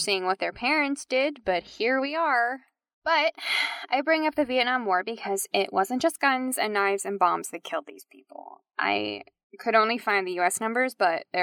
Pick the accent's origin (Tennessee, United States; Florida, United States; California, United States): Tennessee, United States; accent: Tennessee; an exaggerated version of my Tennessee accent.